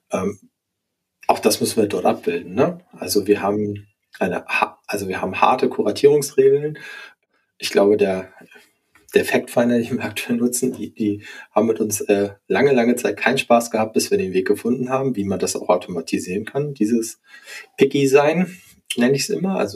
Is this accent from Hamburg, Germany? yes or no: yes; Hamburg, Germany; Also A, komme ich aus Hamburg und B, mag ich diese Art des Hanseatischen